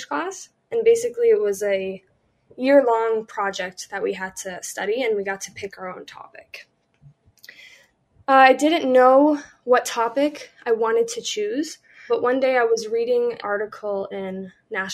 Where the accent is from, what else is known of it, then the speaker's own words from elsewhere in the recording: Columbia, Maryland, United States; I grew up in Columbia, Maryland